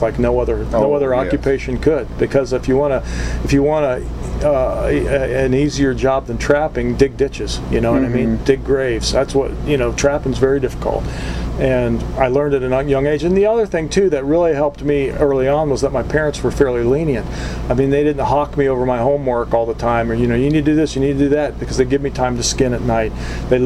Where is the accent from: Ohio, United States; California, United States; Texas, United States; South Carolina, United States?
Ohio, United States; Columbus; moved away as an adult; also born or lived in Upper Peninsula, Michigan; I grew up in Columbus, Ohio, so I went to school in Columbus